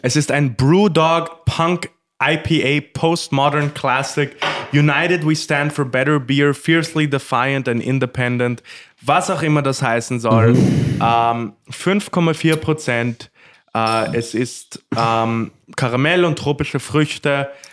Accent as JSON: {"language": "German", "town": "Korneuburg", "region": "Lower Austria", "country": "Austria", "tie": "born or raised there", "said": "ich bin ja waschechter Korneuburger"}